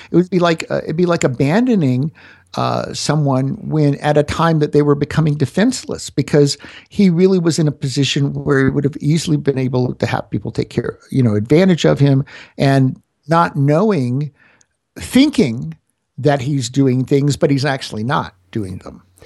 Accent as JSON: {"language": "English", "region": "Florida", "country": "United States", "moved": "yes", "lives_now": "Denver, United States", "said": "I'm from Florida"}